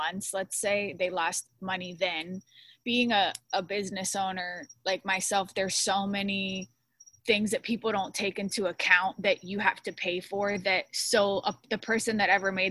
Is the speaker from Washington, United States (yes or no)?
no; Florida, United States; us Floridians